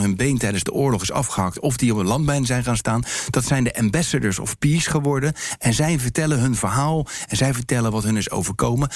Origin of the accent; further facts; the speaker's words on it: Rotterdam, South Holland, Netherlands; waar ik vandaan kom, uit Rotterdam